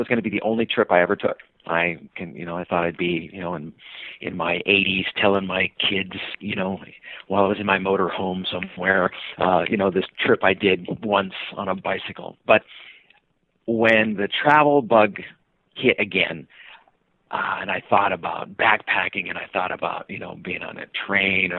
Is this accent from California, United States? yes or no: yes; Sacramento, California, United States; moved away as an adult; now in Seattle, United States; I was born in Sacramento, California, moved up to Seattle